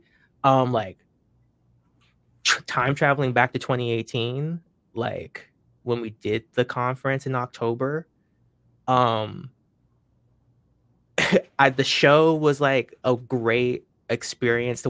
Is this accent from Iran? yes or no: no; Florida, United States; moved away; also born or lived in Washington State / Lynden, Washington / New Hampshire; I was really raised in Florida. Like, that's where, like, a bulk of my, like, you know, being raised was at in my childhood